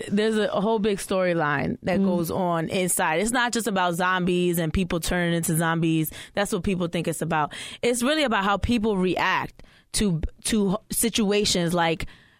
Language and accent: English; New Jersey, United States; also born or lived in Philadelphia; I'm from Jersey.